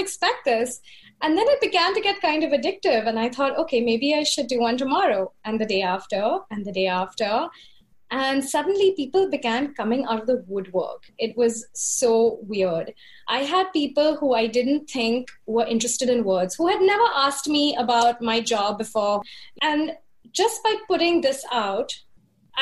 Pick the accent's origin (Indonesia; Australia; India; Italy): India; Mumbai, Maharashtra; moved away as an adult; now in New York, United States; my hometown of Bombay